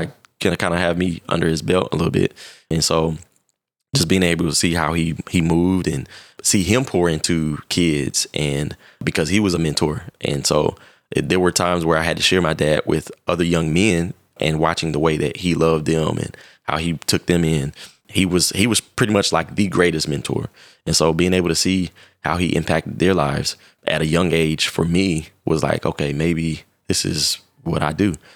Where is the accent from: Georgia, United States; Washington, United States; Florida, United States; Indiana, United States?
Indiana, United States; Indianapolis; I'm originally from Indianapolis, Indiana, and I lived in a pretty rough neighborhood starting out